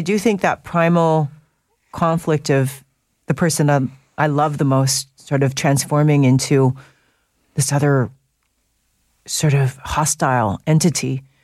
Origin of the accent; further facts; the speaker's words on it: North Vancouver, British Columbia, Canada; I was raised in North